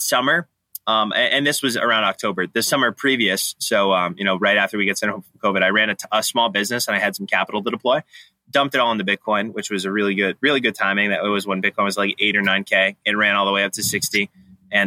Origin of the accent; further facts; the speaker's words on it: outside of Boston, Massachusetts, United States; also born or lived in Vermont; Growing up outside of Boston, I grew up, thankfully, my county is extremely red